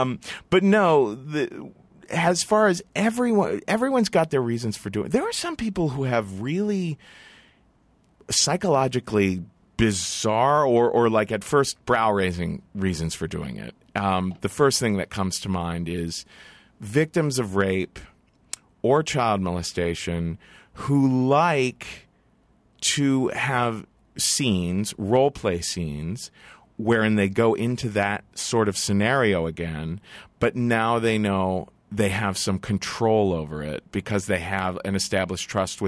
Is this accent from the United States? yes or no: yes; Cincinnati, Ohio, United States; because I grew up in Cincinnati is one of those white flight kind